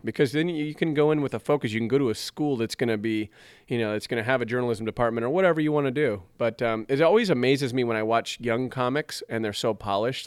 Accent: Southern California, United States; also born or lived in Colorado; now in Chicago, United States; I'm originally from Southern Cal

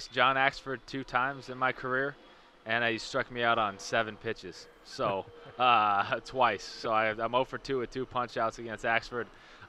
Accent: Corvallis, Oregon, United States; moved away; also born or lived in California / Washington; I was born in Corvallis, Oregon

